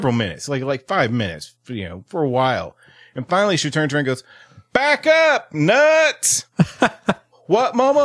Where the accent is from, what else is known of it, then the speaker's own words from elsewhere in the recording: Houston, Texas, United States; I grew up in Houston, and Conroe is just north of Houston.